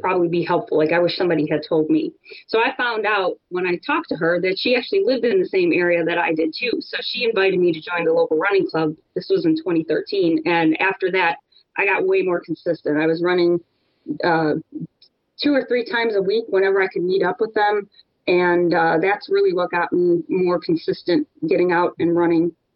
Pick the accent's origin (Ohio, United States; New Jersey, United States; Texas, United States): Ohio, United States; Cleveland; now in Florida, United States; I'm from Cleveland